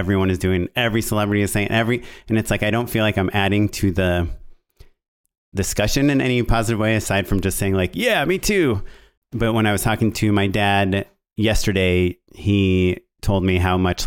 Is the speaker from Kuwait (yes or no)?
no; Israel; moved away; I'm Israeli and that I grew up in Israel.